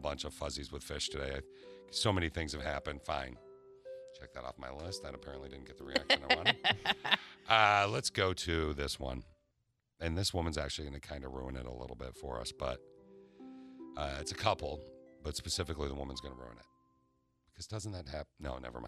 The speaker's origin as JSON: {"language": "English", "region": "Michigan", "country": "United States", "tie": "born or raised there", "said": "I grew up in Michigan, so I know all of Michigan"}